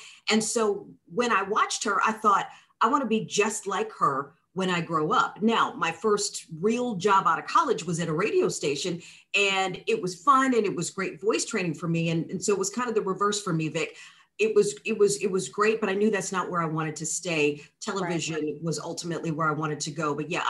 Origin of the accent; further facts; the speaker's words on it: Indianapolis, Indiana, United States; the local television station where I grew up in Indianapolis.